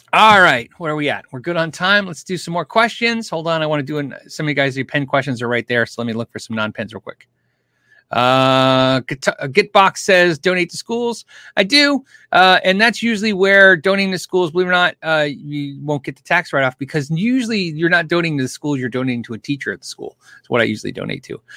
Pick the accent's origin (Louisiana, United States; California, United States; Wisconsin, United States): California, United States; I was born in California